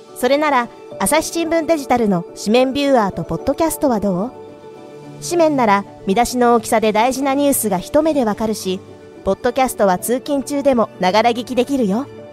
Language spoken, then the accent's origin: Japanese; Nagoya, Aichi, Japan; 出身名古屋